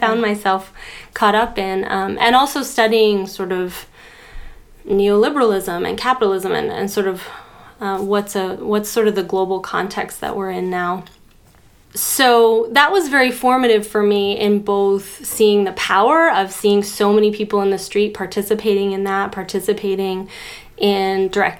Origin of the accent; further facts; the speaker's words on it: Boulder, Colorado, United States; And I grew up in Boulder, Colorado, which is actually a sort of center for a lot of interesting strands of sort of healing work. And also a pretty homogeneously white town, progressive or liberal, you could say.